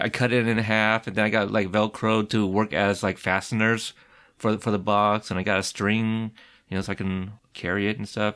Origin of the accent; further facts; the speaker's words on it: Pacific Northwest, United States; grew up, obviously, in the Pacific Northwest